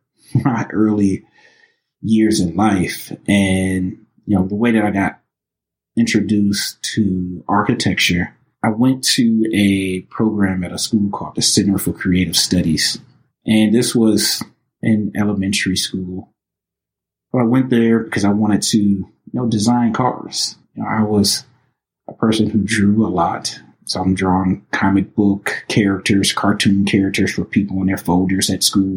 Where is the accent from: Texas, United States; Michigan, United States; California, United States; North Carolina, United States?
Michigan, United States; Highland Park; also born or lived in Detroit, Michigan; now in Madison, United States; born and raised in Highland Park, also, raised in the city of Detroit as well